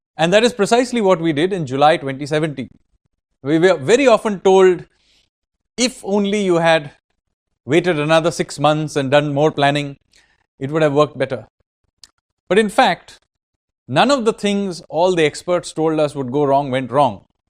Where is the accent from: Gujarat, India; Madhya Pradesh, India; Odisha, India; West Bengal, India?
West Bengal, India; Kolkata; I am from Kolkata